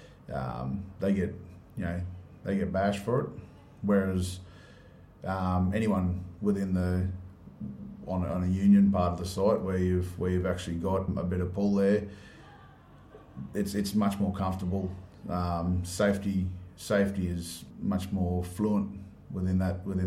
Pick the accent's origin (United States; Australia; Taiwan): Australia; Moranbah, Queensland; Yep, so I grew up in Moranbah.